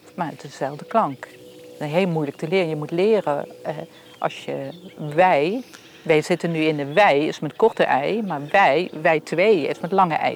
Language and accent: Dutch; Heerlen, Limburg, Netherlands; first language Dutch; ik ben geboren en getogen in de kolonie